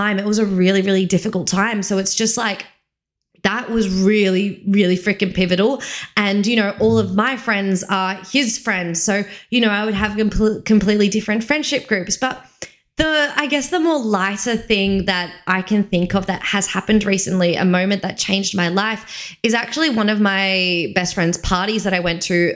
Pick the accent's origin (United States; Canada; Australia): Australia; Victoria; moved away as an adult; the people that I'm friends with from Victoria, they knew me when I was a teenager